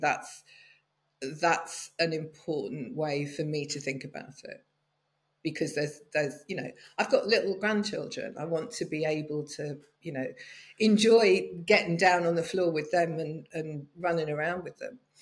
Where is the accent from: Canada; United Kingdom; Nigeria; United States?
United Kingdom; moved away as an adult; also born or lived in London; now in France; I've spent most of my life in the UK, but I've been living in southern France for the last seven years